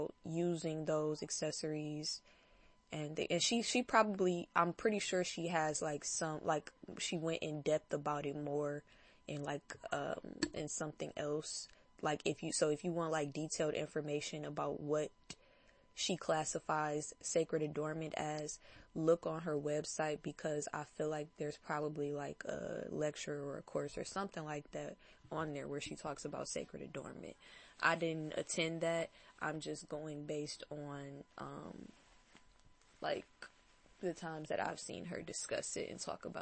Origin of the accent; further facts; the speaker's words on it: Detroit, Michigan, United States; I'm from Detroit